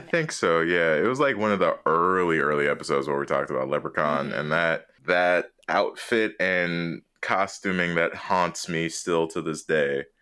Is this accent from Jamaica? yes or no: yes; Jamaica; I'm Jamaican